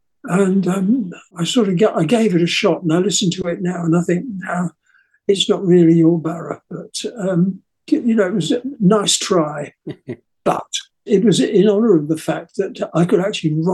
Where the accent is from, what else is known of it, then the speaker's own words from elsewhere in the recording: England, United Kingdom; I'm English